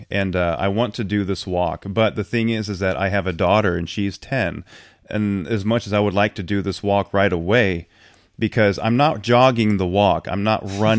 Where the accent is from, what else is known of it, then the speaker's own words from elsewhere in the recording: Tacoma, Washington, United States; born there; So I was born in Tacoma in 74